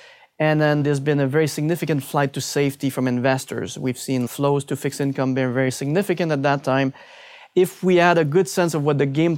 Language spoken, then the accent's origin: English; Canada; It has to be the Canadian loonie.